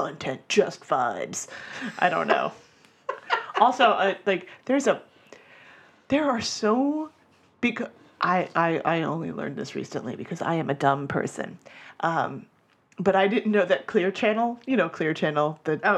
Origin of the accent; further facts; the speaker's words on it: Florida, United States; I'm from Florida